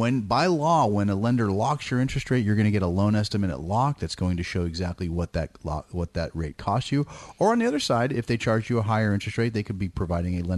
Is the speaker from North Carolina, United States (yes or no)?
no; Danville, California, United States; now in El Dorado Hills, United States; I grew up in the East Bay in Danville